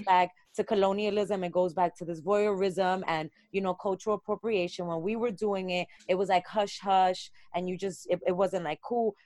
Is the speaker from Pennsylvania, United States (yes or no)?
no; New York City, New York, United States; how our identity as people of color is so tied into neighborhoods, being from Brooklyn